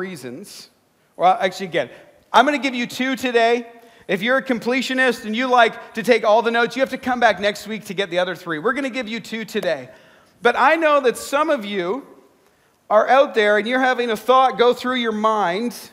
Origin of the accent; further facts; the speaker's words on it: Canada; I'm Canadian